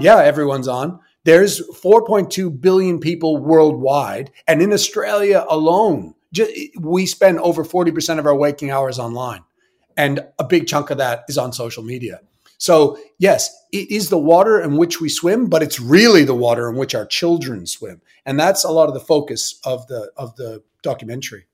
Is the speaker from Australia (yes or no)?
no; Sydney, Nova Scotia, Canada; I was born in Sydney, Nova Scotia